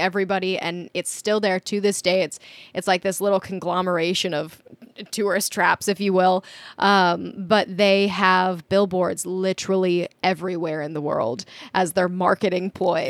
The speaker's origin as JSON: {"language": "English", "region": "Minnesota", "country": "United States", "tie": "born or raised there", "also_born_or_lived": "South Dakota", "moved": "as an adult", "said": "I grew up in Minnesota. I basically grew up in the woods"}